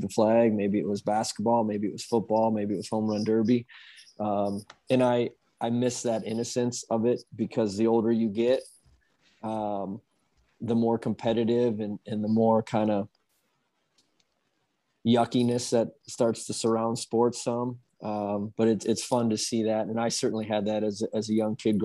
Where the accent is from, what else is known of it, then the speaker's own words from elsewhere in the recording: Dubuque, Iowa, United States; I grew up in Dubuque, Dubuque, Iowa, which is about 3 hours east of West Des Moines